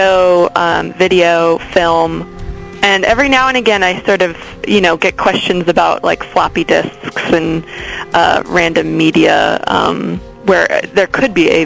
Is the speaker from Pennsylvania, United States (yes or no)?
no; Baltimore, Maryland, United States; moved away as an adult; also born or lived in Frederick, Maryland; now in Los Angeles, United States; I grew up in Baltimore and then also in Frederick, Maryland. So all over the great state.